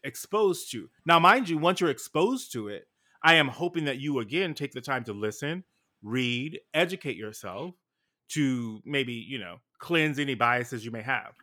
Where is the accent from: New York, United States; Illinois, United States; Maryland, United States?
New York, United States; New York City; I'm from New York City